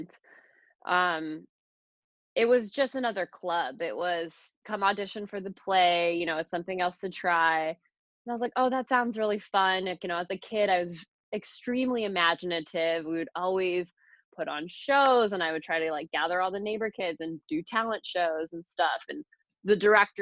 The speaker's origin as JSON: {"language": "English", "town": "Phoenix", "region": "Arizona", "country": "United States", "tie": "born or raised there", "also_born_or_lived": "Boston", "said": "I'm a native. I was born in Phoenix. I grew up here"}